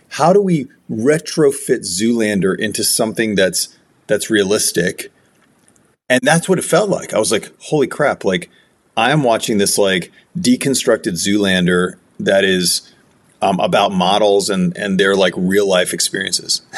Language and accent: English; United States; I'm I'm American